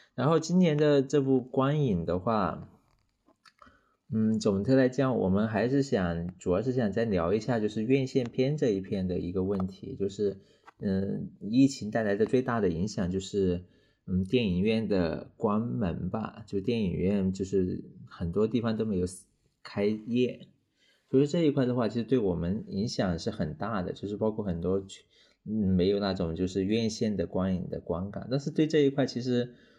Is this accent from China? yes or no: yes; China; 我们中国人